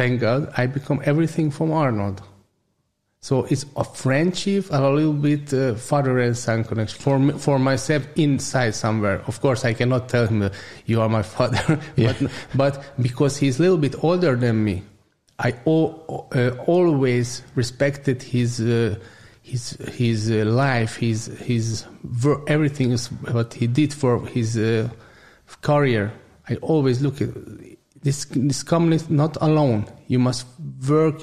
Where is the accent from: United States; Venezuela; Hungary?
Hungary; Budapest; English is a second language; I was born in Buddha, I was living in Buddha always